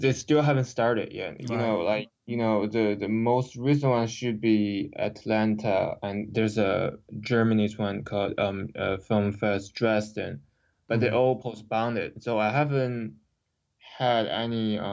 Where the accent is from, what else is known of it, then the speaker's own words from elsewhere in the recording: China; English is a second language; moved away as an adult; also born or lived in Los Angeles; growing up in China